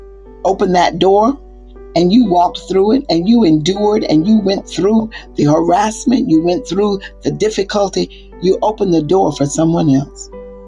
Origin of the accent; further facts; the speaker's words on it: the South, United States; and I'm from the South. So at 1962, I remember I walked past white schools to get to my school.